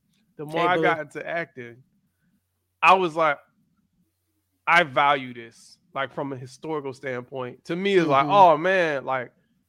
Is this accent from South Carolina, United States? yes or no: no; Miami, Florida, United States; also born or lived in Atlanta; I was born in Atlanta, raised in Miami. That's where I'm from.